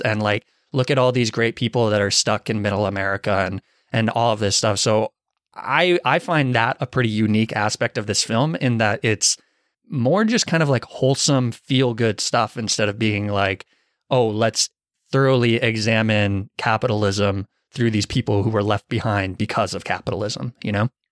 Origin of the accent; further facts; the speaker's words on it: Arizona, United States; moved away; I'm from Arizona